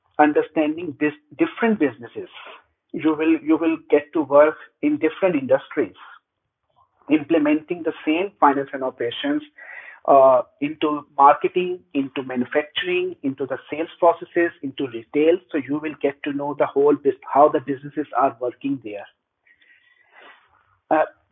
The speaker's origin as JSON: {"language": "English", "country": "Pakistan", "moved": "yes", "said": "I'm originally from Pakistan"}